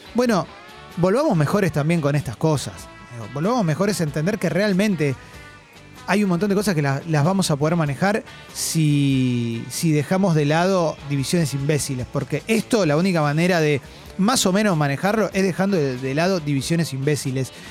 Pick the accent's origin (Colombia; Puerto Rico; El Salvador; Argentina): Argentina; como argentino